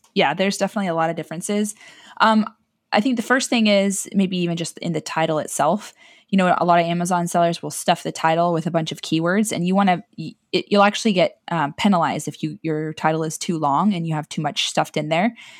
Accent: San Diego, California, United States; also born or lived in Florida; raised the rest of the time in San Diego

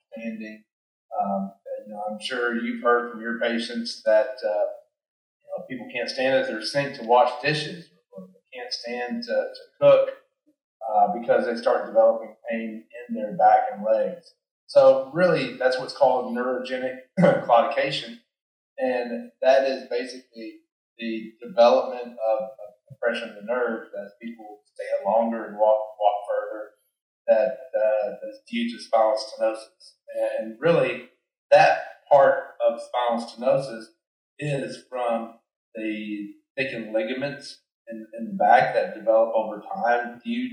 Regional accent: Danville, Kentucky, United States; I grew up in Kentucky. I grew up in Danville, Kentucky, which is a little town just south of Lexington.

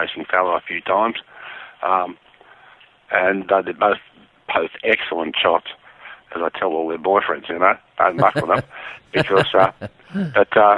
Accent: Cronulla, New South Wales, Australia; moved away as an adult; also born or lived in Lithgow, New South Wales; now in Eden, Australia; I was brought up in Cronulla. I was born in Lithgow, up in the Blue Mountains. Moved down to Cronulla when we were about 2 years old.

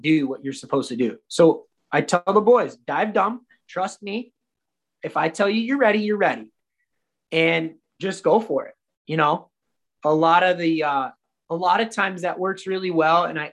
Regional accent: Minnesota, United States; I'm from Minnesota. There's no mountains anywhere near here

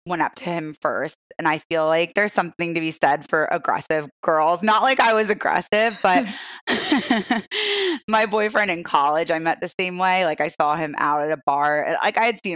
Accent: Connecticut, United States; moved away as an adult; now in Philadelphia, United States; Ashley and I know each other from way back in elementary school in Connecticut together.

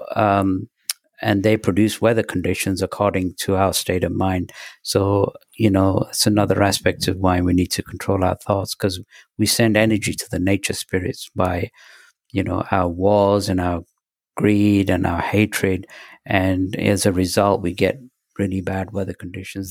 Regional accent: England, United Kingdom; also born or lived in Pakistan; when we moved from Pakistan to England, uh, it was a five-week journey by bus and train

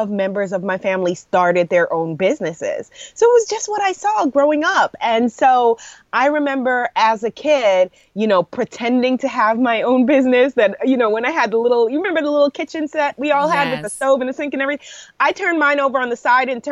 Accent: New York City, New York, United States; also born or lived in Brooklyn, New York / Guyana (family); Born in Brooklyn, grew up in Queens, went to school in Manhattan and in upstate New York

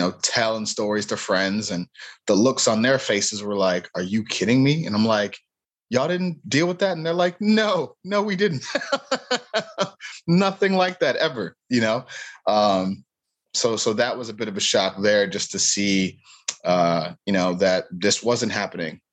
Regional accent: Cleveland, Ohio, United States; growing up in Cleveland

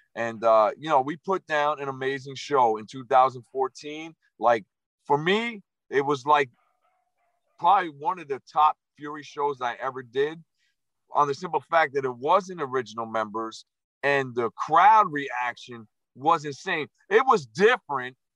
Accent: New Jersey, United States; my original nickname was Jersey

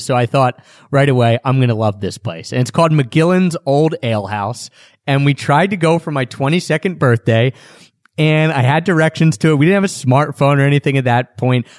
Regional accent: Philadelphia, Pennsylvania, United States; I'm from Philadelphia

